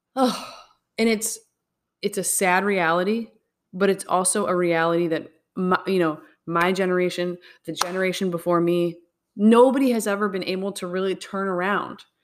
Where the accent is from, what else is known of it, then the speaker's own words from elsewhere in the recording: Midwest, United States; we're from the Midwest